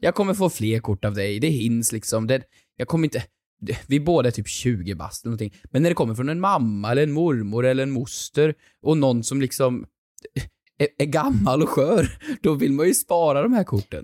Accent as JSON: {"language": "Swedish", "town": "Sunne", "region": "Värmland", "country": "Sweden", "moved": "yes", "said": "hemma i Sunne i Värmland"}